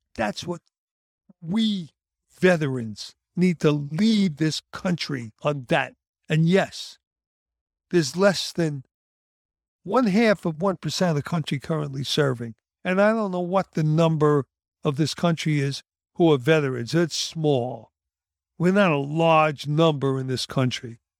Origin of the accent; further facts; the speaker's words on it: United States; I'm an American